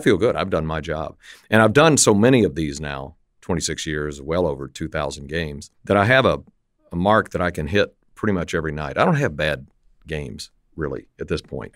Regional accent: Lubbock, Texas, United States; I grew up in West Texas, Lubbock, Texas, and it was kinda up on the high plains

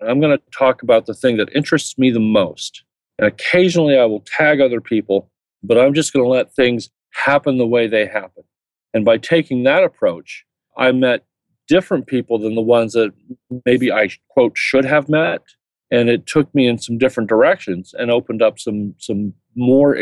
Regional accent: Indiana, United States; I'm from Indiana

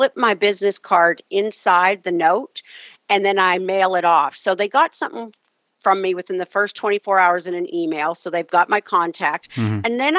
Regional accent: Canada; I mentioned to you I'm Canadian. I usually joke when politics comes up and say, well, I'm Canadian, I'm a dual citizen

